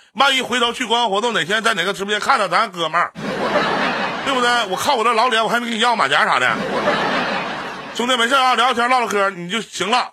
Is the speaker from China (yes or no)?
yes; Northeast China, China; also born or lived in Beijing; 我们东北